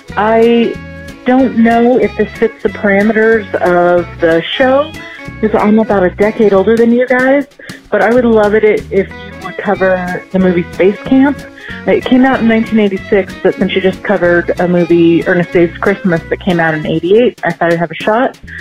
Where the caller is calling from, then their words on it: Portland, Oregon, United States; I'm calling from Portland, Oregon.